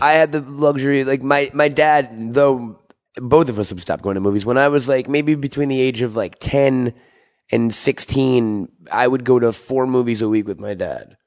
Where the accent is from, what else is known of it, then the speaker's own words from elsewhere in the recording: Syosset, New York, United States; I'm from Syosset, New York.